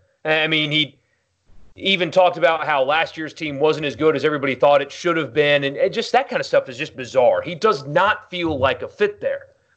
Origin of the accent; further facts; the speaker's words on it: South Carolina, United States; now in Mississippi, United States; I'm just from South Carolina, so I don't know what it's like, or at least that's what I've been told, even though I've lived in the state for a decade.